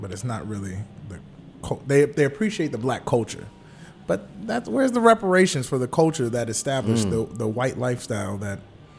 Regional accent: Charlottesville, Virginia, United States; moved away; also born or lived in Morgantown, West Virginia; I was born here. Okay. I wasn't raised here.

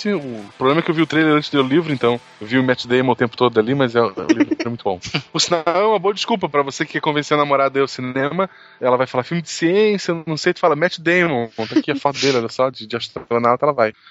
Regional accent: Teresina, Piauí, Brazil; Ah, eu sou de Teresina, no Piauí.

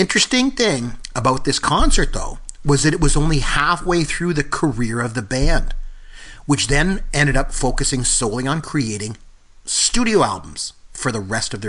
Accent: Port Elgin, Ontario, Canada; came up to Port Elgin, which is my hometown

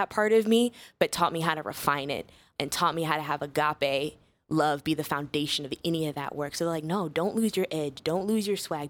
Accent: Chicago, Illinois, United States; I was originally born and raised in, uh, Chicago on the South Side

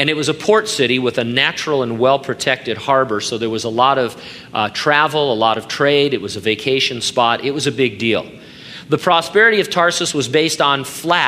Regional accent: Stamford, Connecticut, United States; when I was born back in Stamford, Connecticut

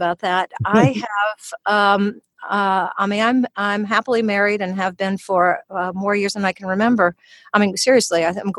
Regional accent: Louisiana, United States; accent: Louisiana; Louisiana. So I came with a little bit of Louisiana accent. And so as I was losing it, people thought I was from England. And when I would go back to Louisiana, they thought I was from New York.

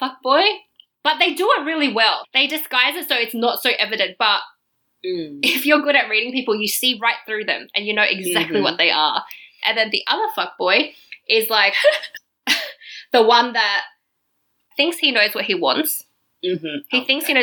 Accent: Australia; now in Berlin, Germany; I was from Australia

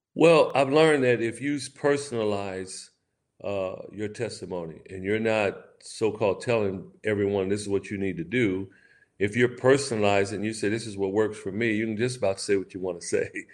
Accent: West Coast, United States; somewhere it was on the West Coast where I, I was raised

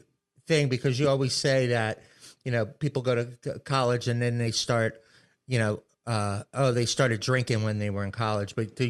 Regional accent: Maryland, United States; I grew up in Maryland, you know, not around drinkers at all.

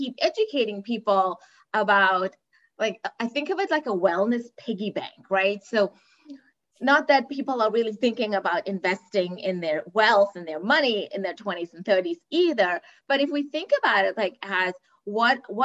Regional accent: Cape Town, Western Cape, South Africa; moved away; I'm originally from Cape Town, South Africa. And so wellness is not a focus growing up

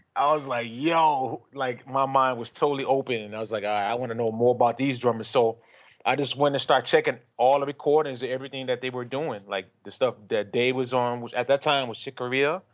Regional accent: Michigan, United States; I grew up in Michigan

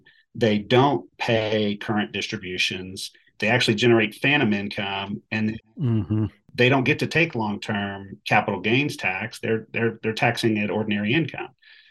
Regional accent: Texas, United States; You know, we're from Texas. We live here.

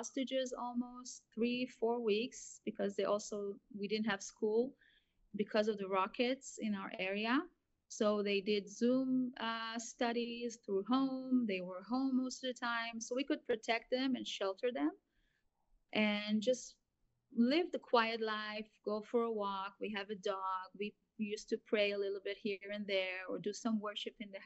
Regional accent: Israel; I grew up in Israel as a child

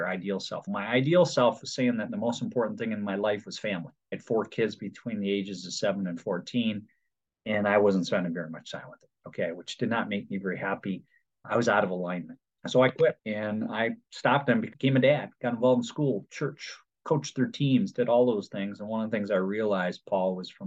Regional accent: Detroit, Michigan, United States; I'm from Detroit, originally from Michigan.

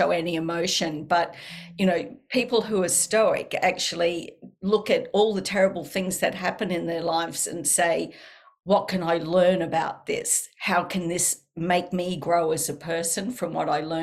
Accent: Australia; accent: Australian; my Australian accent is so strong.

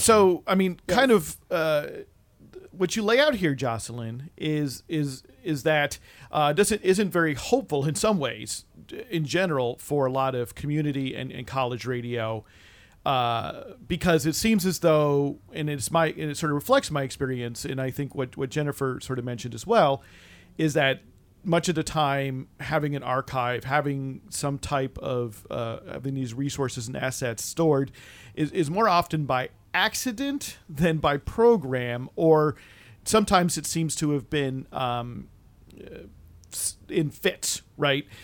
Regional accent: East Coast, United States; growing up on the East Coast

